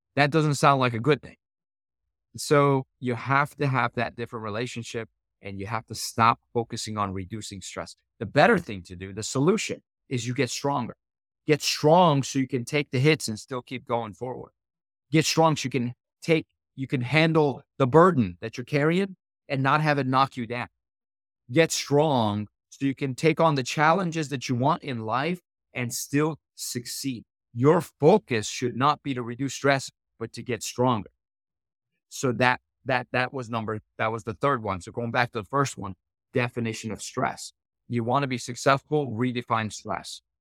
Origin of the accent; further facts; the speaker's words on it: Iran; now in United States; I was born in Iran, and, uh, this is, uh, the early seventies